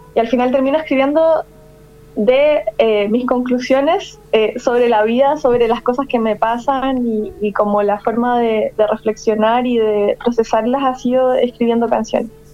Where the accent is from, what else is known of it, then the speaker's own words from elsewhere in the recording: La Serena, Coquimbo, Chile; moved away as an adult; also born or lived in Valparaíso Region; now in Santiago, Chile; soy de la quinta región originalmente, pero ya de niña eh, mi familia se fue a vivir un poco más al norte, que es la ciudad de La Serena